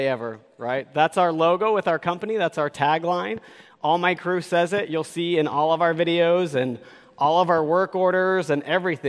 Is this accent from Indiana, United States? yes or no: no; Utah, United States; I am from Utah